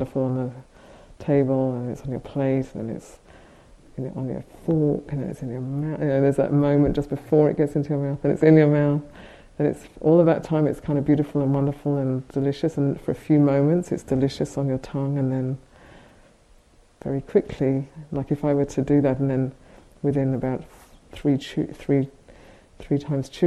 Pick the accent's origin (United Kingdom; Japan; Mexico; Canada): United Kingdom; we're both British